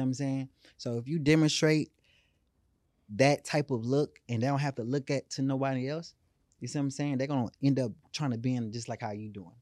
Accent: Houston, Texas, United States; I come from born and raised in Third Ward, you know, the capital of Houston

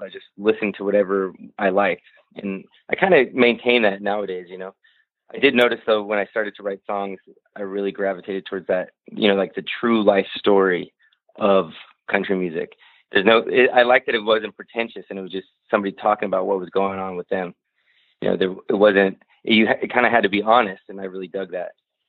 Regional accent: United States; I speak Spanish and I go to Norway, but at the core of it, I'm an American guy and I love it here.

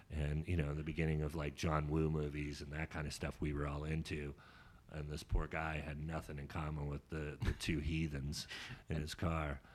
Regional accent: Sonoma, California, United States; also born or lived in Sacramento; I grew up in Sonoma, but my mom kicked me out when I was 17

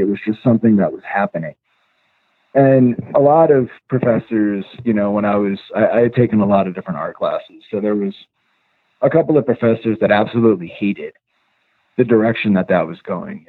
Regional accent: upstate New York, United States; also born or lived in Long Island; when we were growing up, we moved from from Long Island to uh, upstate New York, and one of the first places that we lived was way out in the country

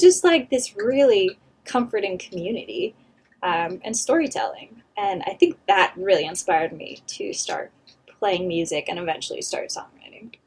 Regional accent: Temecula, California, United States; moved away as an adult; now in Los Angeles, United States; I grew up just outside of Temecula

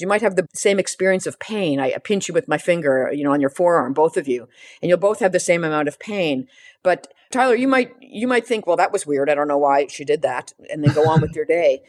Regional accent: Canada; as a Canadian

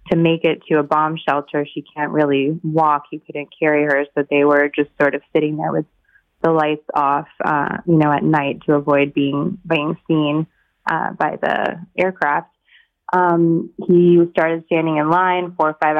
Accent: Kyiv, Ukraine; moved away; also born or lived in San Francisco; I was born in Kyiv myself, and I emigrated in 1989 as a refugee from the Soviet Union to San Francisco.

